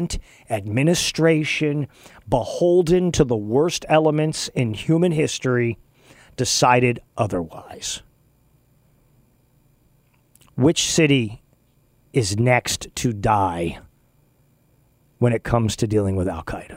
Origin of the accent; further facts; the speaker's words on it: West Texas, United States; moved away; I grew up in West Texas, which is a totally different world